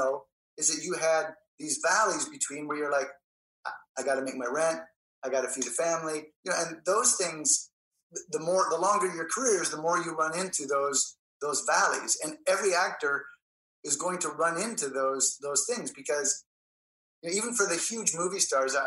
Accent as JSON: {"language": "English", "country": "Canada", "moved": "yes", "said": "I'm Canadian"}